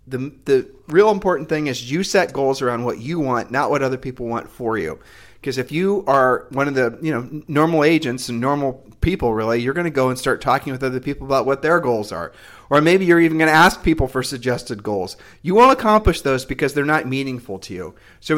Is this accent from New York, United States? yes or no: no; Ohio, United States; We're from Ohio, so... I mean, you know, God bless Ohioans because we are ultimately Ohioans, you know, because that's where we're from.